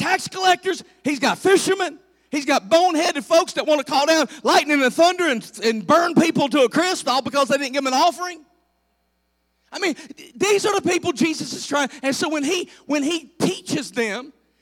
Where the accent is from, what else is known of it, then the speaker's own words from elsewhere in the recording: United States; I grew up on the Bluestone River playing in the water.